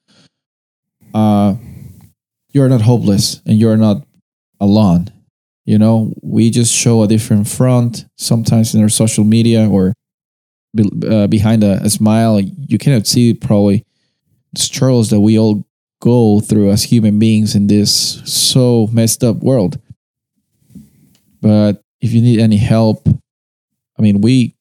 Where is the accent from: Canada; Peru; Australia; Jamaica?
Peru; moved away; I'm coming from Peru